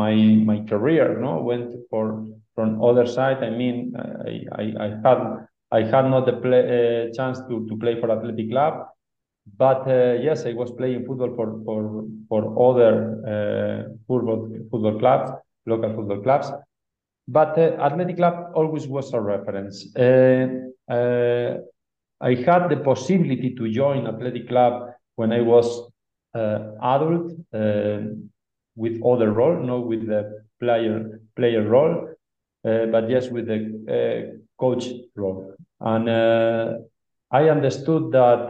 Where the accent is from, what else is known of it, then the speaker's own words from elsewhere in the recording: Barakaldo, Basque Country, Spain; English is a second language; moved away as an adult; now in Ecuador; I born in Baracaldo. Baracaldo is really close to Bilbao. I spent all my childhood in the Basque country.